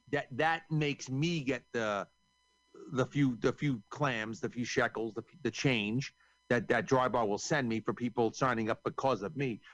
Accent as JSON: {"language": "English", "region": "New York", "country": "United States", "said": "I'm from New York"}